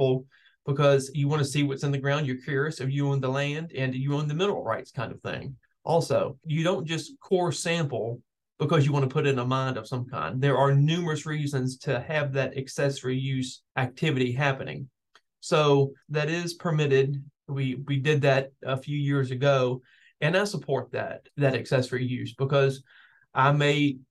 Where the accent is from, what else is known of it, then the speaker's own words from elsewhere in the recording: Glenmore, Virginia, United States; I grew up in Glenmore, which is right near that community.